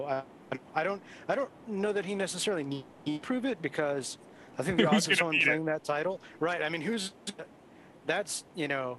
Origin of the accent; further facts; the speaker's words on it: Northern Ohio, United States; now in Virginia, United States; I'm actually from Northern Ohio, so I'm used to the cold